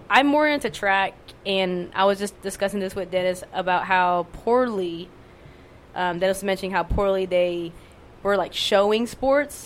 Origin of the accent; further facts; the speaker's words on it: Laos; I'm Lao from Laos